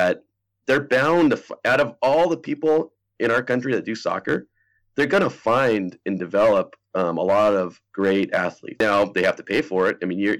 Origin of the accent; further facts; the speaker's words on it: Pacific Northwest, United States; I grew up in the Pacific Northwest